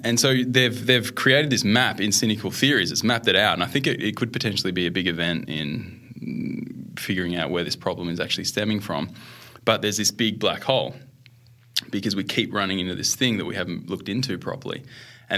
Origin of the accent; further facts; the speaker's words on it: Melbourne, Victoria, Australia; moved away as an adult; also born or lived in Western Australia; I grew up in Australia